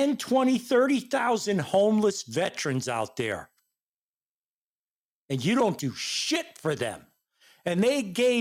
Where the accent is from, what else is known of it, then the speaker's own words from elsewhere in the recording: United States; I was born here